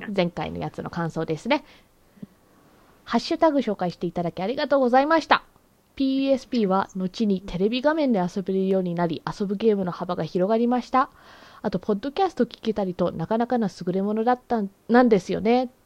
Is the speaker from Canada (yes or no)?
yes; Canada; カナダ生まれカナダ育ちだからさ